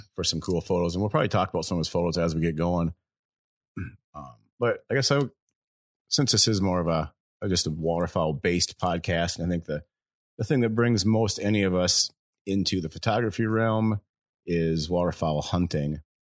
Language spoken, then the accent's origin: English; Waseca, Minnesota, United States; Waseca, Minnesota, which is my hometown.